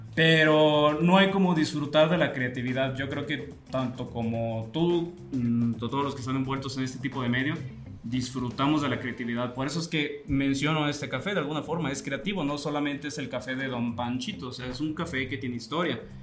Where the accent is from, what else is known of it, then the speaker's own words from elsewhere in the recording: Atotonilco el Alto, Jalisco, Mexico; mi pueblo, es un pueblo que tiene muchas características